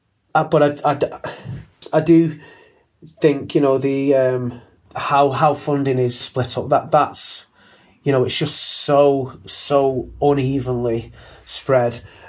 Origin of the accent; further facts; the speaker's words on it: Manchester, North West England, United Kingdom; we're from Manchester, and you know, they don't curb their accents as well.